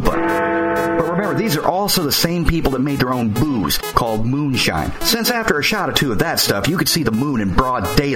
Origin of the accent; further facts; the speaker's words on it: the South, United States; moved away; I came from the South